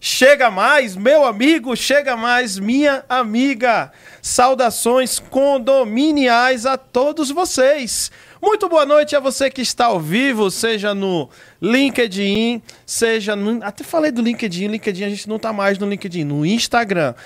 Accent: Northeast Brazil, Brazil; assim como eu, você também é uma nordestina

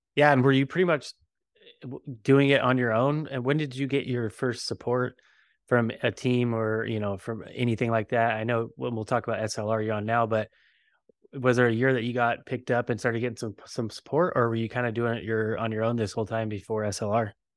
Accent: Bakersfield, California, United States; I'm from Bakersfield, so I guess I'm Sin Cal

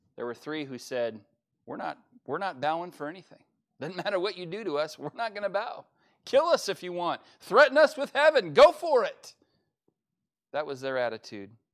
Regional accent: United States; as an American

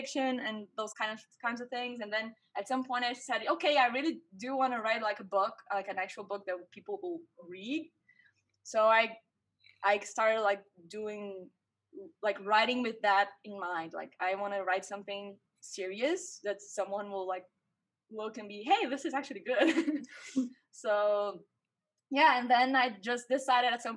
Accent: Brazil; first language Portuguese; English is a second language; also born or lived in Vancouver, Canada; I graduated in film university here in my hometown, Brazil

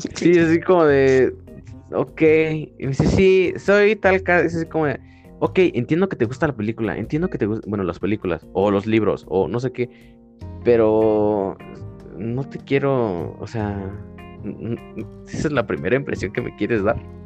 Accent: San José el Alto, Querétaro, Mexico; estaba en San José el Alto. Ahí estaba mi primaria

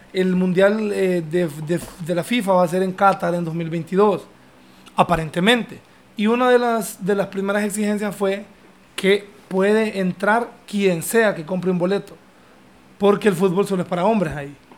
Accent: Honduras; also born or lived in London; yo vengo de Honduras

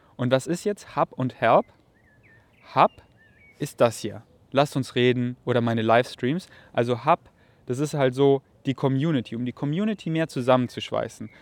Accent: Bavaria, Germany; weil das sind so meine Wurzeln. Ich komme aus Bayern

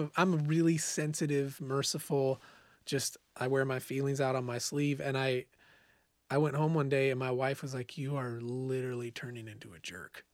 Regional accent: Bonanza, Oregon, United States; moved away as an adult; also born or lived in Eugene, Oregon / Boise, Idaho; I grew up in a small farming town called Bonanza, Oregon

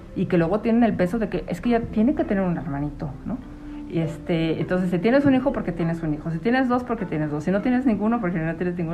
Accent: Mexico City, Mexico; moved away; also born or lived in Michoacán; yo soy de la Ciudad de México

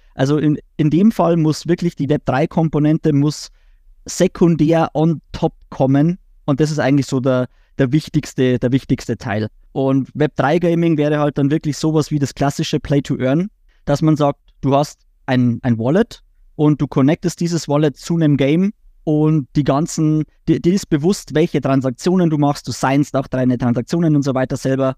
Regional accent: Bavaria, Germany; auch als Bayer, dann ins Hochdeutsche zu switchen

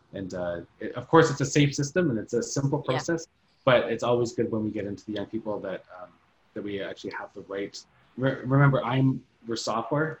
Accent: Thunder Bay, Ontario, Canada; Thunder Bay. That's a that's my hometown city

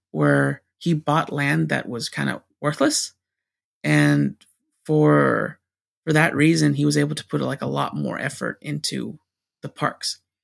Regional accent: California, United States; California. It's, it's my home state

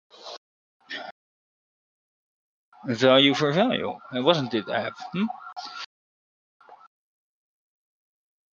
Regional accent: Netherlands; born or raised there

